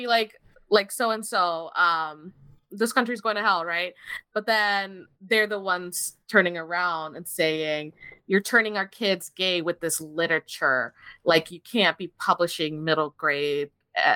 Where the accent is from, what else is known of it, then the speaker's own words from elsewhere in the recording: Miami, Florida, United States; I grew up in Miami